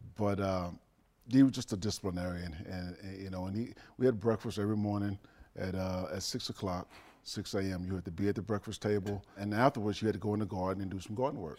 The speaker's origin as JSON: {"language": "English", "town": "Dallas", "region": "Texas", "country": "United States", "tie": "born or raised there", "moved": "yes", "said": "I grew up in Dallas"}